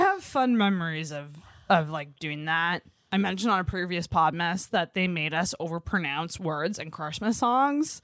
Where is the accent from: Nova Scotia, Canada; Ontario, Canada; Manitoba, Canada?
Nova Scotia, Canada; Antigonish; I'm from Agenesh